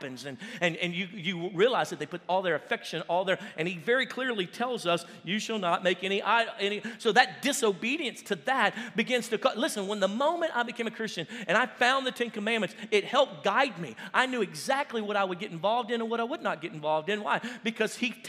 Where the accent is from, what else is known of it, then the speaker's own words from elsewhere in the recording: United States; I'm American